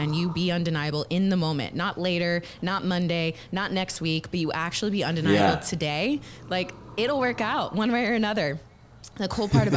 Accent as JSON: {"language": "English", "town": "Houston", "region": "Texas", "country": "United States", "tie": "born or raised there", "also_born_or_lived": "Los Angeles", "moved": "as an adult", "said": "I'm actually born and raised Houston, Texas. I grew up here"}